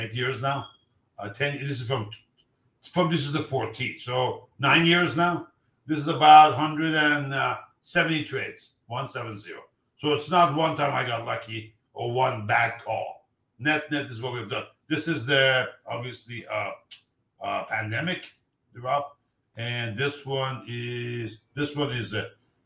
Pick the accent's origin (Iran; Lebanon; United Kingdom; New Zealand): Iran; moved away; I'm from Iran